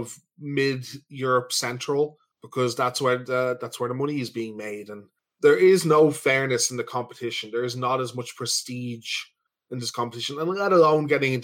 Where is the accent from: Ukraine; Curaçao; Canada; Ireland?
Ireland; We're from Ireland